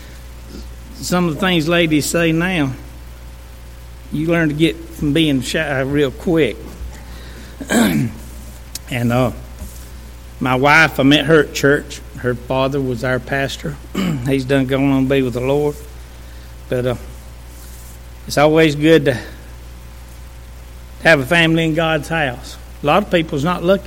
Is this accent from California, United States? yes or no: no; Walhalla, South Carolina, United States; I'm from Walhalla. I'm a country boy saved by grace